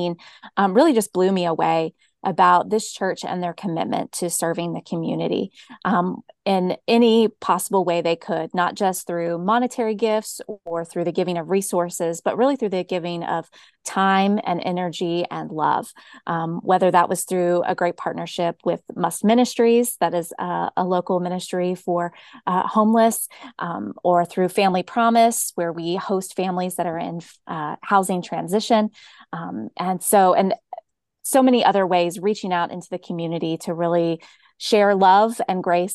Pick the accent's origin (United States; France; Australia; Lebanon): United States; Cobb County, Georgia; also born or lived in Minnesota; I am a product of Cobb County. I was born and raised here in Cobb County until my high school years when my dad was transferred and we did a little stint in Minnesota.